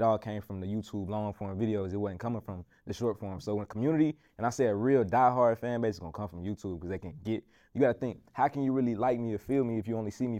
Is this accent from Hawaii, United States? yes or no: no; Arkansas, United States; I come from the country, like I come from Arkansas